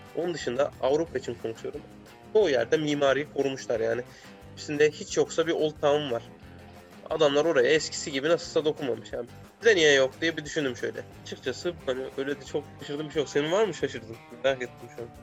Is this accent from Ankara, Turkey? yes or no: no; Konya, Turkey; moved away as an adult; also born or lived in Poland / Germany / Romania; now in Belgium; ben oranın doğma büyüme çocuğum